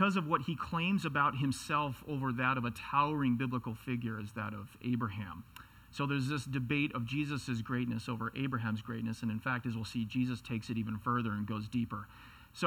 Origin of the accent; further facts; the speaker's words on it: Seattle, Washington, United States; I come from Seattle